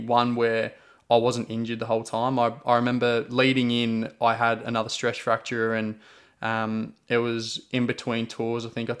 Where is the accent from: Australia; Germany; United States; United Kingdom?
United Kingdom; England; born there; I was born in England and all my family is still back there.